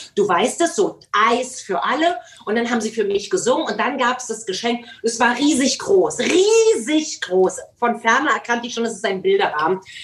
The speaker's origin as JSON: {"language": "German", "country": "Germany", "tie": "born or raised there", "said": "Ich bin ja in der DDR groß geworden"}